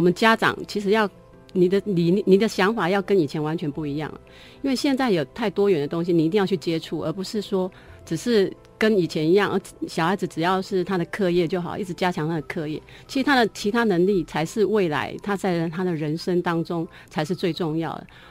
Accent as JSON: {"language": "Chinese", "town": "Keelung", "country": "Taiwan", "tie": "born or raised there", "moved": "yes", "lives_now": "Taichung, Taiwan", "said": "因为我是基隆人， 所以我是每个暑假都是泡在海边的"}